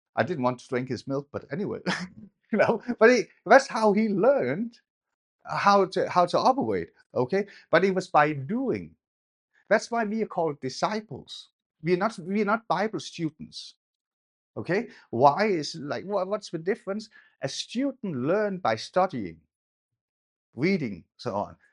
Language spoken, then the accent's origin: English; Denmark; I grew up in Denmark.